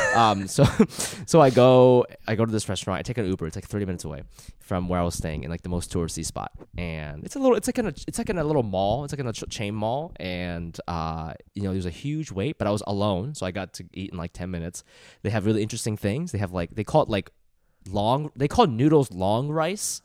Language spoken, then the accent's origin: English; Ohio, United States; moved away as an adult; I grew up in Ohio